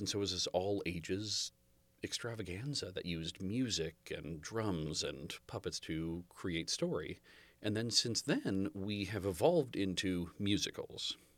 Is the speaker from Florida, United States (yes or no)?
no; Half Moon Bay, California, United States; I was born in Half Moon Bay.